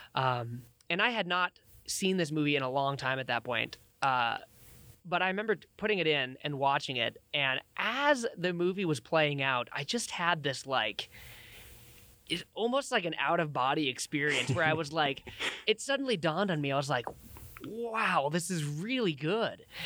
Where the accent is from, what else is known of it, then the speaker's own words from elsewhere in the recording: Billings, Montana, United States; also born or lived in Laurel, Montana; was born and raised in Billings in Laurel, Montana, same as Liam